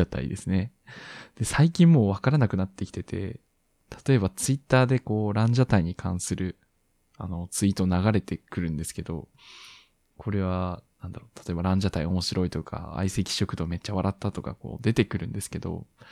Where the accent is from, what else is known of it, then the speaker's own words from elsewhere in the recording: Miyazaki, Japan; 私の地元宮崎